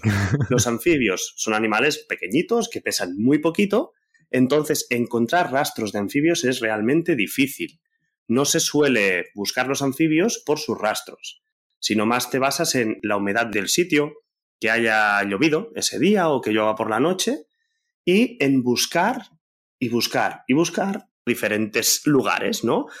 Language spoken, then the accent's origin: Spanish; Barcelona, Catalonia, Spain; yo soy del centro de Barcelona